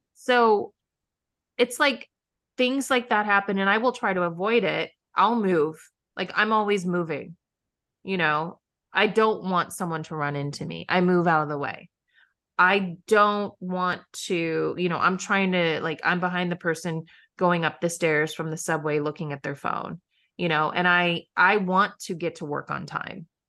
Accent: Midwest, United States; now in New York City, United States; I grew up in the Midwest

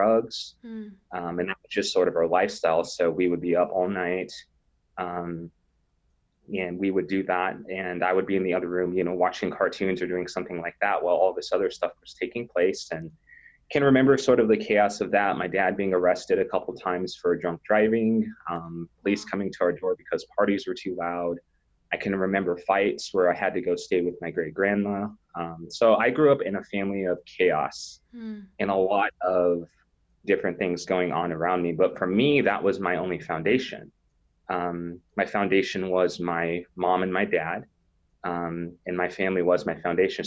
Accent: North Platte, Nebraska, United States; I grew up in North Platte, Nebraska, which is in the western side of the state, kind of a smaller country town.

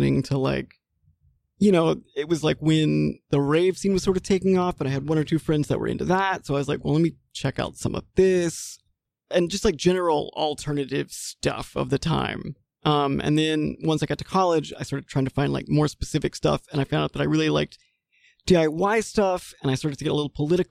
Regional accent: Mississippi, United States; moved away as an adult; also born or lived in Washington, D.C.; I am originally from Mississippi.

